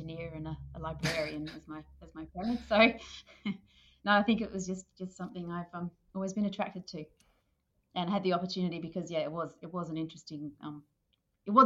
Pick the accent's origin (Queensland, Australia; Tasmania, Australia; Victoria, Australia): Tasmania, Australia; Hobart; moved away as an adult; also born or lived in New Zealand; now in Western Australia, Australia; I'm from Hobart in Tasmania, and that's where I did my first degree in zoology. But I've been here in Western Australia for about 20 years